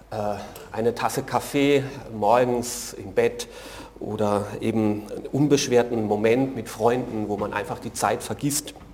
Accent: Germany; Für mich ist das als Deutscher sehr ungewöhnlich.

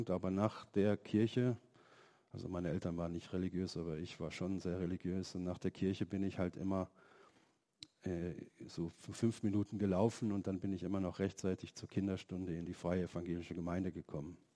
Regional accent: Germany; also born or lived in Slovenia; ich bin ähm, kein Deutscher, ich bin aus Slowenien und ähm, das hat auch mit der Westbahnhoffnung zu tun.

